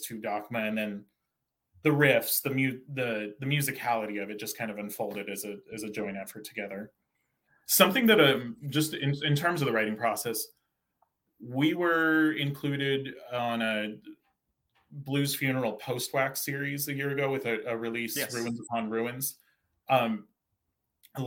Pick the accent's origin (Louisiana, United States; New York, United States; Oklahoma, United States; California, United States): California, United States; Santa Cruz; now in Bay Area, United States; I grew up in Santa Cruz, California